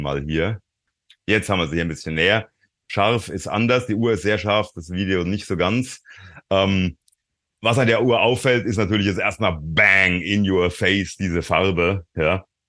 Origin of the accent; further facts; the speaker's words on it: Frankfurt, Hesse, Germany; ich bin auch aus Frankfurt